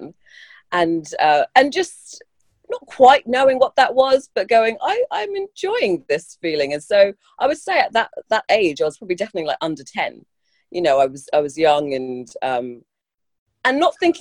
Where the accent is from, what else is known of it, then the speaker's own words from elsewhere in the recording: London, United Kingdom; I've grown up in London, born and bred